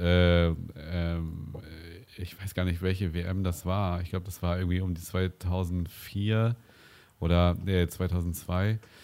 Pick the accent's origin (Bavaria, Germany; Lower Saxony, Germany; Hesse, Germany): Lower Saxony, Germany; Winsen; meine Heimatort Stöckte